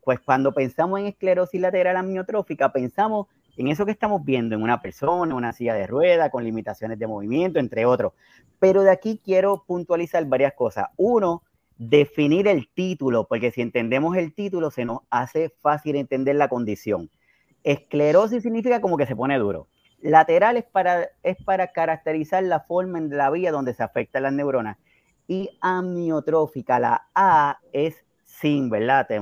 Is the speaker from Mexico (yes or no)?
no; Puerto Rico; hablando acá como boricua